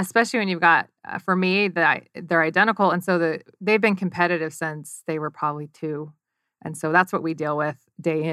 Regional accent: D.C. area, Northern Virginia, United States; moved away as an adult; also born or lived in Utah; now in Arizona, United States; I grew up in Northern Virginia, D.C. area, so youngest of five girls

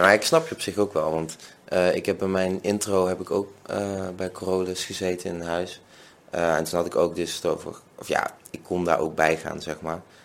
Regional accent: Venlo, Limburg, Netherlands; now in Nijmegen, Netherlands; ik kom uit Venlo, woon in Nijmegen

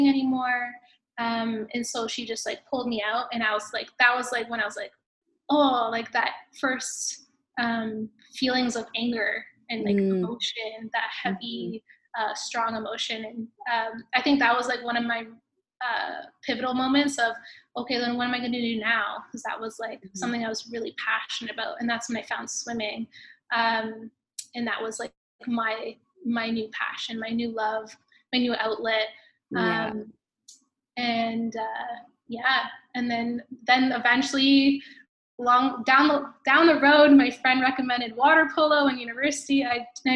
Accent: Hamilton, Ontario, Canada; I grew up in Hamilton, Ontario

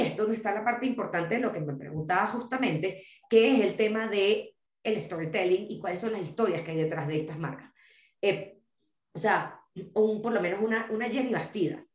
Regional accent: Venezuela; quienes somos de Venezuela

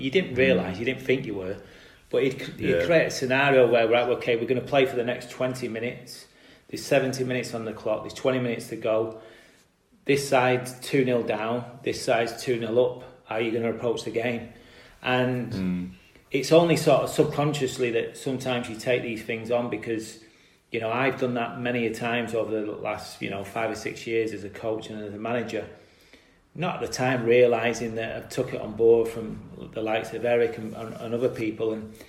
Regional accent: Salford, North West England, United Kingdom; anyone who knows Salford as a place, it's very much a red city. Obviously, Manchester's a big place. Greater Manchester's an even bigger place. But as a Salford lad

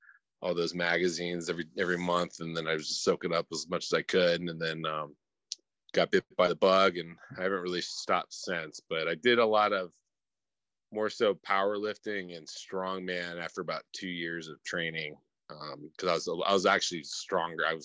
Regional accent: Thousand Oaks, California, United States; I'm from just north of LA, town called Thousand Oaks, California.

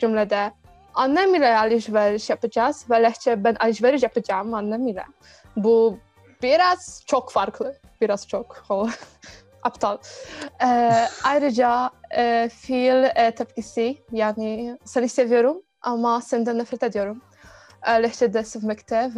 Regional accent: Poland; Turkish is a second language

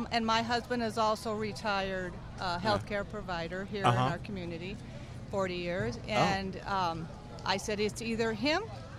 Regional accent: Coeur d'Alene, Idaho, United States; Coeur d'Alene, Idaho.

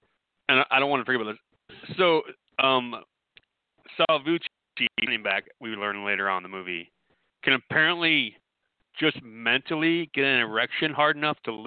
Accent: Southeast Iowa, United States; I grew up in Southeast Iowa

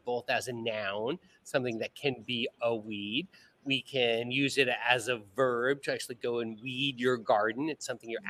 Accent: Southern California, United States; moved away as an adult; also born or lived in Ohio; now in Bahamas; after a childhood of growing up in Southern California

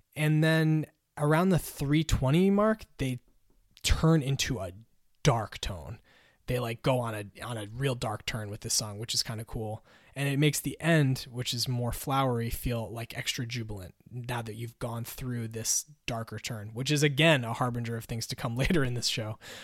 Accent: Connecticut, United States; from Hartford, from my home state

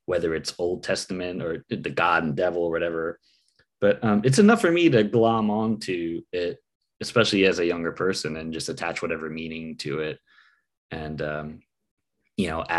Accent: United States; a Filipino American

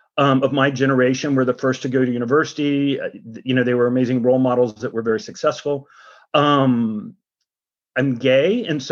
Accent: Gainesville, Florida, United States; also born or lived in Jackson, Mississippi; I was fortunate to grow up in a college town in Gainesville, Florida.

